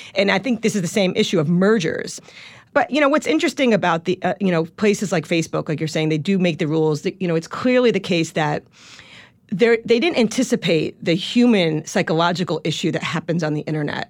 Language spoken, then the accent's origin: English; Long Island, New York, United States; accent: Long Island; moved away; a sheltered Long Island kid